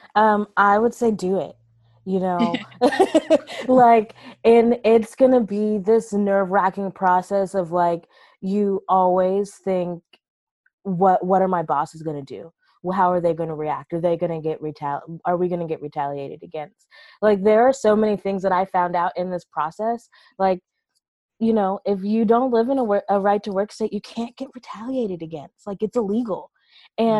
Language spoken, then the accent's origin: English; Charleston, South Carolina, United States; I'm from South Carolina originally. I was born and raised in Charleston